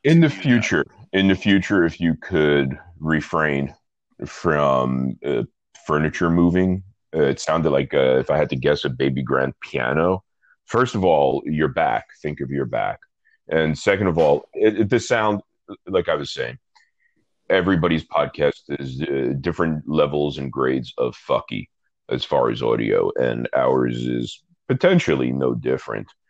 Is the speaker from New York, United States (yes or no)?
yes; New York City, New York, United States; I'm from Brooklyn, and I'm from Brooklyn in the 80s, the 1980s, to be clear. And the guy who did my hair was the guy who did my dad's hair